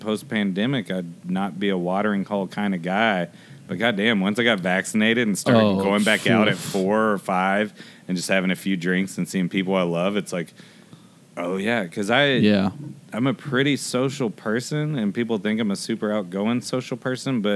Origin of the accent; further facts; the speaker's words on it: Hoover, Alabama, United States; also born or lived in Atlanta, Georgia; I grew up in Hoover.